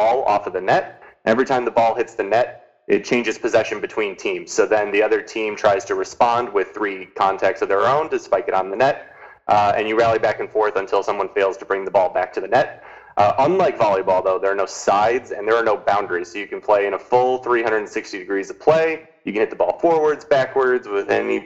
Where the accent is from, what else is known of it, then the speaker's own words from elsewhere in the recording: Naperville, Illinois, United States; I grew up in a suburb of Chicago called Naperville